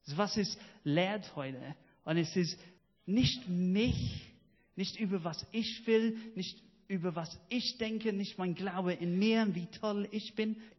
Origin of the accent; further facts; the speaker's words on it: United Kingdom; German is a second language; now in Germany; dass ich stolz drauf bin, Brite zu sein